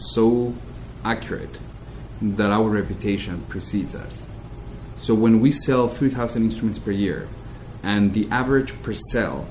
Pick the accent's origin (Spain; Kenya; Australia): Spain; moved away as an adult; also born or lived in Madrid / London; now in New York, United States; I am from Spain, but my real education in instruments and music happened here in America